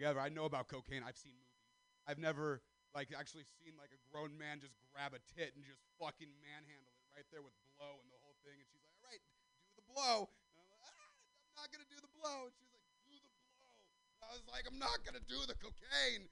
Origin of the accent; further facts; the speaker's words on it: Stockton, California, United States; I'm from Central Valley, California. I'm not from Stockton for nothing